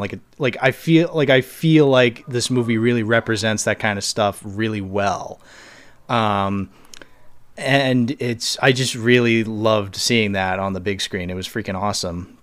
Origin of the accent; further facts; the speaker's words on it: Boston, Massachusetts, United States; also born or lived in Cape Cod; I'm from Boston